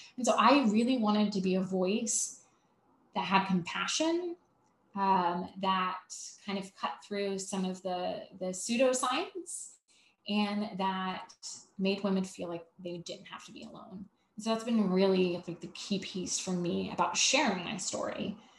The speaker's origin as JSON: {"language": "English", "town": "Savannah", "region": "Georgia", "country": "United States", "said": "I'm from Savannah"}